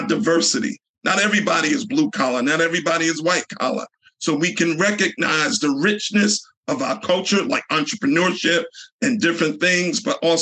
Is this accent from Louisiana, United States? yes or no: no; Newark, New Jersey, United States; I grew up in Newark, New Jersey, in a low-income neighborhood